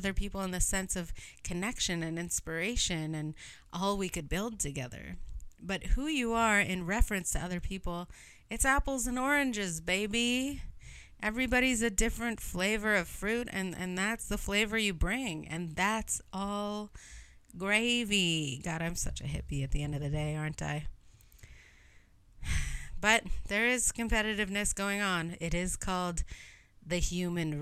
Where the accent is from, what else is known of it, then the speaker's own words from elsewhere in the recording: Canada; I'm Canadian